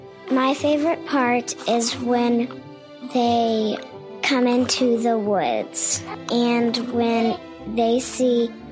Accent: Hoover, Alabama, United States; I'm from Hoover, Alabama.

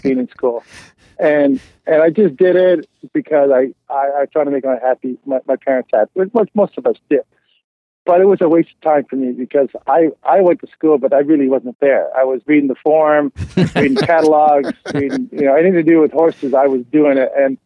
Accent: Montreal, Quebec, Canada; moved away as an adult; now in Kentucky, United States; kid growing up in Montreal, in the West Island

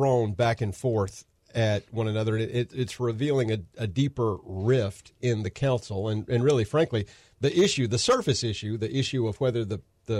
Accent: Horry County, South Carolina, United States; I grew up in Horry County

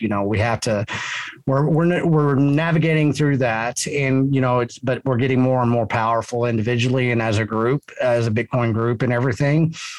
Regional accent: Texas, United States; I'm a Texan and a Texian

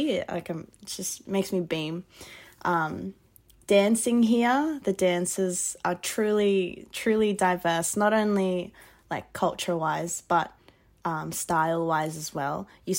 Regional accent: Castle Hill, New South Wales, Australia; also born or lived in Sutherland Shire; now in Schofields, Australia; So I was raised in Castle Hill, and then I went down to the Shire for about 2 years, and then experiencing all of that, coming back to Western Sydney. I'm located currently in Schofields, so out west.

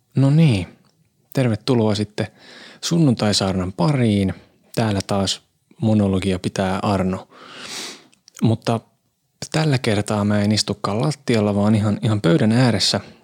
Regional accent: Hyvinkää, Uusimaa, Finland; now in Tampere, Finland; Mä oon siis kotoisin vehkojalta Jyvinkäältä.

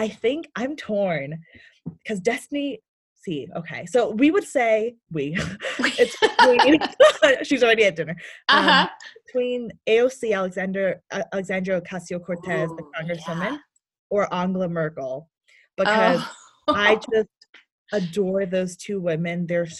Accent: Ghana; also born or lived in United States; Yeah, so I was born here in America, and at the age of 1, I was sent to Ghana to live with my grandparents

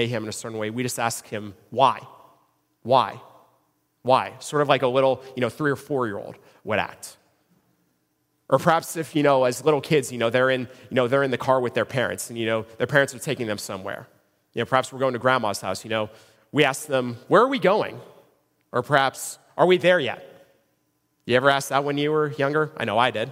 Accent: Cincinnati, Ohio, United States; I was born in Cincinnati, Ohio. I grew up in Cincinnati.

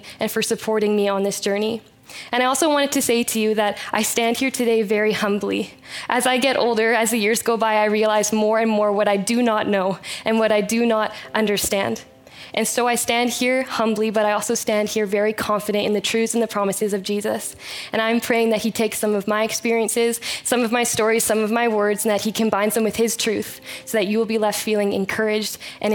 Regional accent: Chilliwack, British Columbia, Canada; I was born and raised in Chilliwack, BC, and I still live here

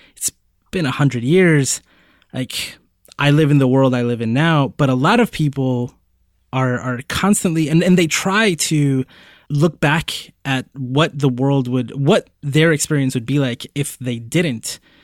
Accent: Puerto Rico; I was born in Puerto Rico

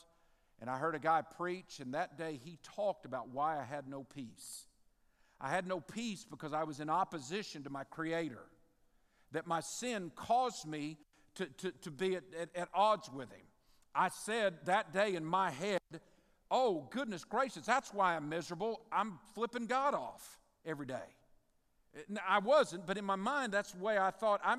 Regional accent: Midwest City, Oklahoma, United States; moved away as an adult; also born or lived in Benton, Louisiana; now in Bossier, United States; I was born and raised in Midwest City, Oklahoma.

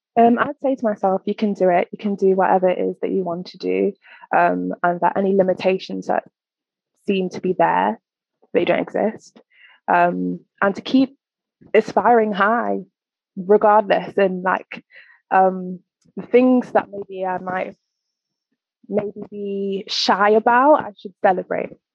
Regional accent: Nottingham, East Midlands, United Kingdom; also born or lived in East London; now in London, United Kingdom; from the Midlands. I'm from Nottingham.

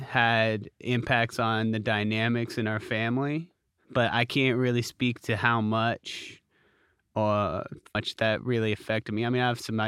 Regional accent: Columbus, Ohio, United States; moved away as an adult; also born or lived in Pennsylvania; I was born in Columbus, Ohio. I'm sorry. Go Bucks, man. Raised in Columbus, Ohio. That was my formative years, and then I went to college in Pennsylvania, and then I immediately moved here, so I've been here for 12 years.

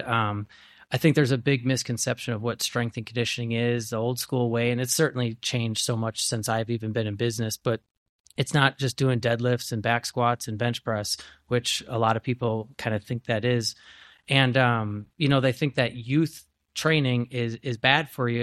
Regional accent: Grafton, Wisconsin, United States; from Grafton, I'm from Osaukee County, and there was nothing.

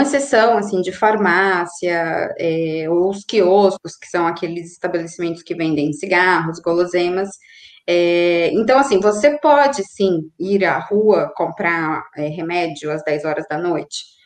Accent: Brazil; now in Argentina; eu, como brasileira, estrangeira, moradora

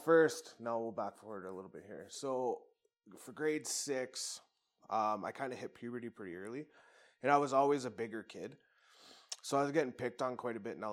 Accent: Medicine Hat, Alberta, Canada; also born or lived in Brooks, Alberta; I was originally from Brooks, and my mom and dad split, I think when I was two or something. So my mom, her best friend, and I moved to Medicine Hat

